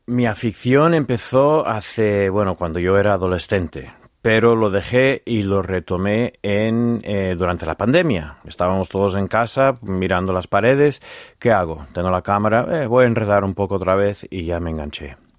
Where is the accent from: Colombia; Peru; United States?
United States; Virginia; Spanish is a second language; now in Los Santos de Maimona, Spain; Culturalmente, de donde vengo yo